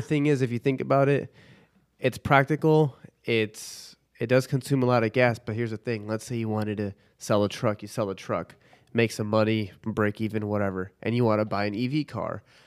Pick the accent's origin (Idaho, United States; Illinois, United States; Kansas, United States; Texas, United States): Illinois, United States; Chicago; now in Dallas, United States; I'm from Chicago, but I don't do the cold